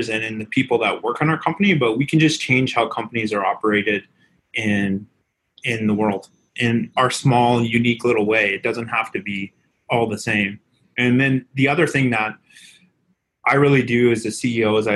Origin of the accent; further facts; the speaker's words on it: Vancouver, British Columbia, Canada; I'm from Vancouver